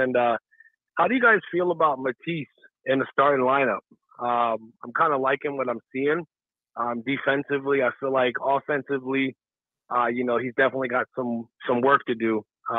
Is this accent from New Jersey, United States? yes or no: yes; New Jersey, United States; moved away as an adult; now in Hawaii, United States; I'm actually tuning in from Hawaii. I'm from South Jersey previously before, but I've been out here for the last couple of years.